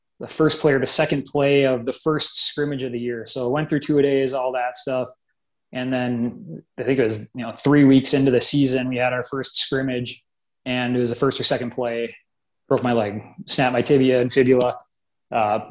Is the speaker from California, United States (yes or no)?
no; Grand Forks, North Dakota, United States; moved away as an adult; now in Bismarck, United States; moved up there right before fifth grade, lived there all the way through high school